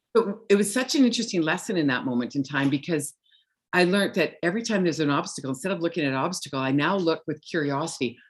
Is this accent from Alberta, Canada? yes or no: yes; Viking, Alberta, Canada; now in Kelowna, Canada; I grew up in a little town called Viking, Alberta.